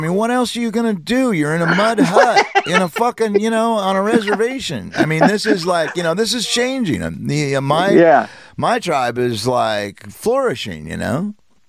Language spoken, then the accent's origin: English; Oklahoma, United States; I'm from the Chickasaw